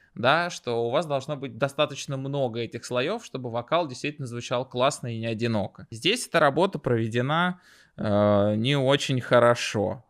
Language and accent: Russian; Moscow, Russia; Я всю жизнь живу в Москве, а, родился и вырос в Москве.